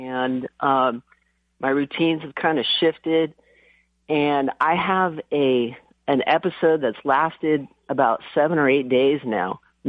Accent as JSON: {"language": "English", "town": "Newport Beach", "region": "California", "country": "United States", "tie": "born or raised there", "said": "I grew up down in Orange County. Surfing the beaches down in Newport."}